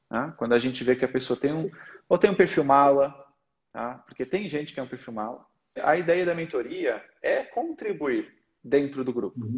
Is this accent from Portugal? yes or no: yes; Portugal; accent: Portuguese; also born or lived in Brazil; Eu nasci no Brasil, mas com três anos eu fui para Portugal. A minha comunicação natural é português de Portugal.